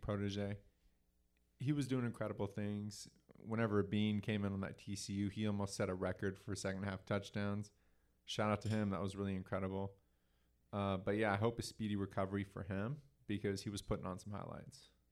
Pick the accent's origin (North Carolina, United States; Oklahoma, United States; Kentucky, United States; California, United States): Oklahoma, United States; growing up in Oklahoma